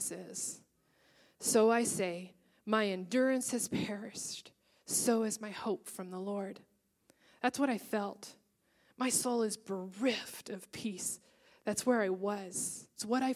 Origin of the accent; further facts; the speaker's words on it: Texas, United States; moved away as an adult; now in Seattle, United States; I was up in Seattle, and I'm from Texas, and I had gone back to Texas for Thanksgiving